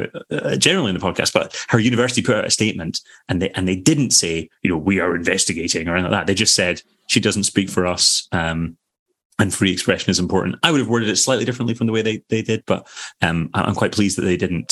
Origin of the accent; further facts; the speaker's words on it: Scotland, United Kingdom; now in London, United Kingdom; being Scottish makes me